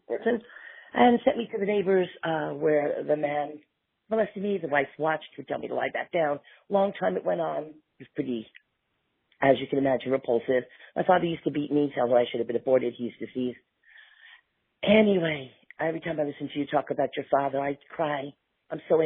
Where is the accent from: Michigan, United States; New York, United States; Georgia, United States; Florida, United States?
New York, United States; New York City; now in Memphis, United States; I'm originally from Little Neck, New York. I am in Memphis, about to go home to New York